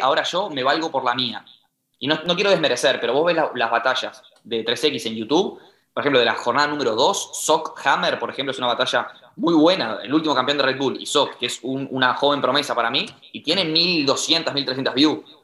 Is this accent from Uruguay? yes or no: yes; Uruguay; somos de Uruguay